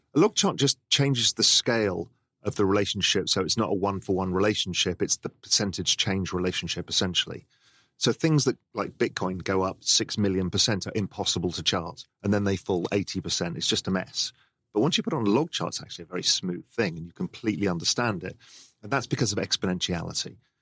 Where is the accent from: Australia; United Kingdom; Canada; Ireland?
United Kingdom; England; I grew up in England